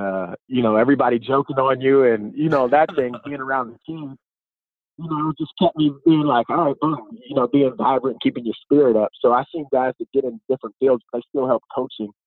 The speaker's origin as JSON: {"language": "English", "town": "Pittsburgh", "region": "Pennsylvania", "country": "United States", "tie": "born or raised there", "said": "I grew up in Pittsburgh"}